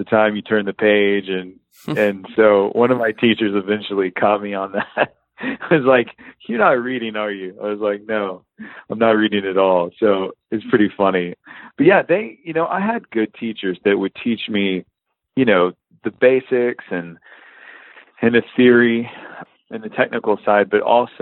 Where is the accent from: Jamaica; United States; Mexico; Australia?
United States; Fort Worth, Texas; now in Nashville, United States; I'm from Fort Worth, Texas